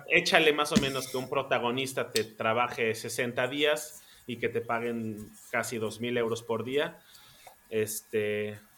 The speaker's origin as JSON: {"language": "Spanish", "country": "Mexico", "lives_now": "Germany", "said": "De cómo somos los mexicanos acá en Alemania. Em, me fui al Mundial a Brasil, después regresé a México, eh, hice esta última novela y ya me, vine para Alemania."}